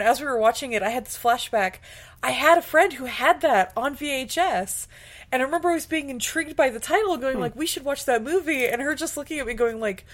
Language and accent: English; California, United States; growing up in California